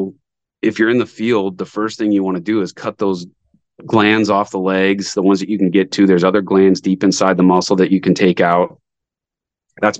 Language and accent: English; Montana, United States; moved away; I hadn't lived here very long. I'm from Montana.